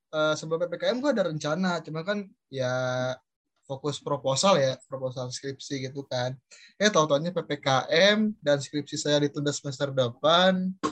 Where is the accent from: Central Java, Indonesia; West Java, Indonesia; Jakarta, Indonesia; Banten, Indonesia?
West Java, Indonesia; Bekasi; sebenarnya gini sih bang eh, gue kan dari Bekasi ya ya otomatis gue ikut senap Indo Bekasi dong